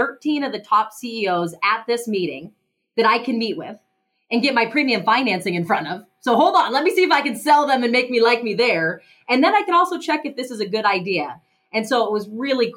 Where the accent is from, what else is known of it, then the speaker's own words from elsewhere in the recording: Missoula, Montana, United States; I'm from Missoula, Montana. I was born and raised here.